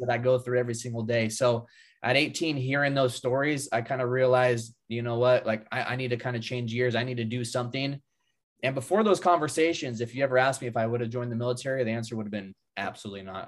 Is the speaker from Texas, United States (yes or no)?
no; just above Sacramento, Northern California, United States; I grew up in Northern California, uh, just above Sacramento